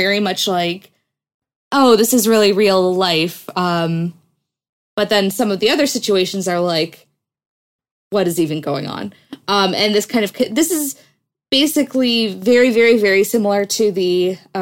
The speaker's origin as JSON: {"language": "English", "country": "United States", "said": "as an American"}